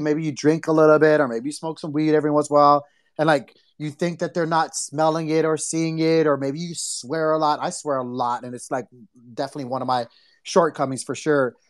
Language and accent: English; Hawaii, United States; we grew up in Hawaii